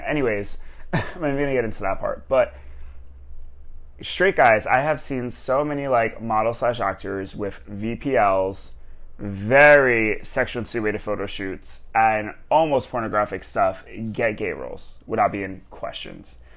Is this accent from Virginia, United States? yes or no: no; New York, United States; moved away as an adult; born and raised in New York